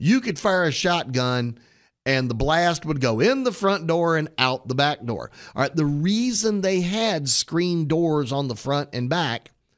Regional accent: Houston, Texas, United States; So I will pick on the house I grew up in Houston, Texas.

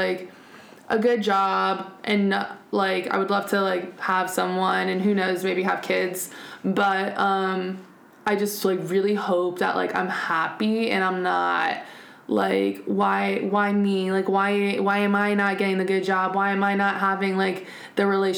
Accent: United States; now in Germany; we are American, living on an American base

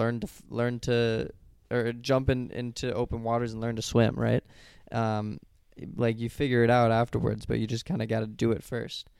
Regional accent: Colorado, United States; going to school in Colorado, like, my home state

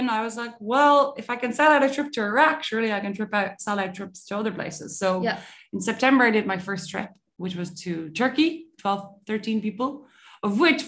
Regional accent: Ireland; I'm Irish, obviously.

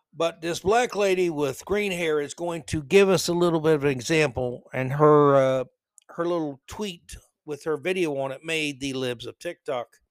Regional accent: New York City, New York, United States; I'm from New York City

